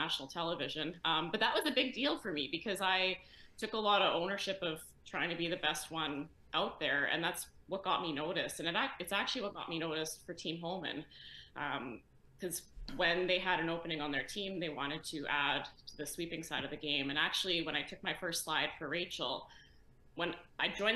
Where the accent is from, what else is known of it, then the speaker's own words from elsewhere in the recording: Edmonton, Alberta, Canada; I'm born and raised in Edmonton, Alberta.